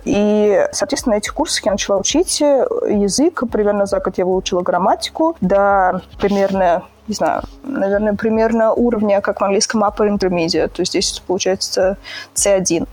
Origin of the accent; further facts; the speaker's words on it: Saint Petersburg, Russia; moved away as an adult; also born or lived in Moscow, Russia; now in Chiavari, Italy; Я родилась в Санкт-Петербурге, и сначала я переехала в Москву по работе